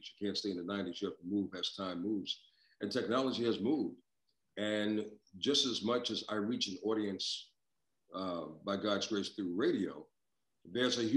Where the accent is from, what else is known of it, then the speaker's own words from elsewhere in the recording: New York, United States; growing up in New York, um, I listened to some phenomenal voices over the years.